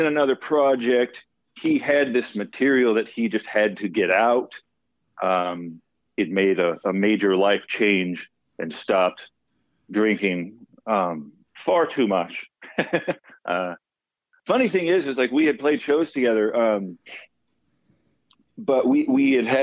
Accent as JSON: {"language": "English", "town": "Dallas", "region": "Texas", "country": "United States", "tie": "born or raised there", "said": "I'm originally from Dallas, Texas. Grew up in a musical family"}